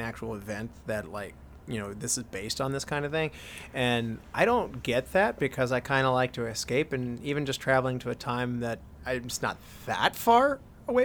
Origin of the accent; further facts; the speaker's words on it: West Virginia, United States; we're from West Virginia